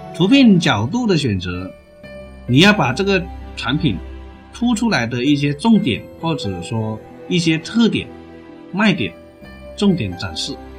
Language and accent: Chinese; China; 我们中国人